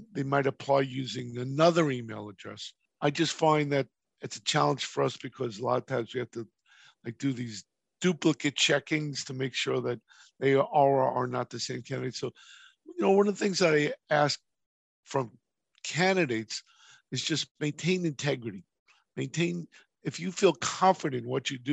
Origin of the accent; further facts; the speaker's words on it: New York, United States; moved away; I'm from New York originally